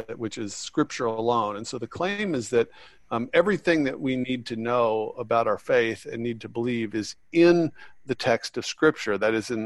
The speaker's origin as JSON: {"language": "English", "region": "Texas", "country": "United States", "tie": "born or raised there", "said": "I grew up in Texas in the 70s and 80s"}